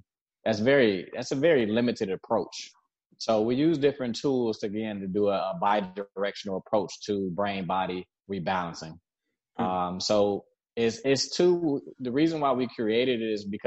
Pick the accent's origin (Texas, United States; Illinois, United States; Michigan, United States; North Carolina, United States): Michigan, United States; Detroit; also born or lived in Southfield, Michigan / South Florida; I'm originally from Detroit.